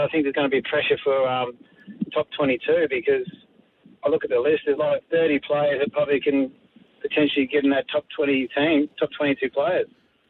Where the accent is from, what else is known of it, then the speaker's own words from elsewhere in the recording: Melbourne, Victoria, Australia; now in Gold Coast, Australia; I live on the Gold Coast. I'm from Melbourne, originally born in Essendon Hospital